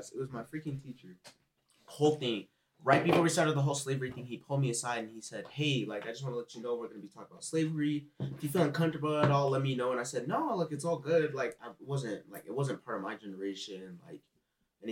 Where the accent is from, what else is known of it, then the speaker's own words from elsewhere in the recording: Utah, United States; Growing up in Utah